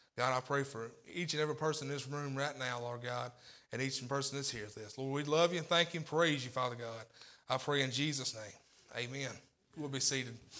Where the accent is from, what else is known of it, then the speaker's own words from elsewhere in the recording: Tennessee, United States; also born or lived in Corinth, Mississippi; I was raised in Tennessee